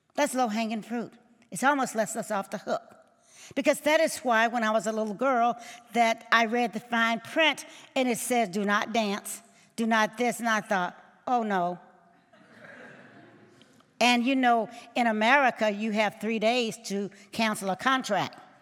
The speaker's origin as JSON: {"language": "English", "town": "Mendenhall", "region": "Mississippi", "country": "United States", "tie": "born or raised there", "said": "as a little girl growing up in Mississippi, born in Mendenhall, Mississippi"}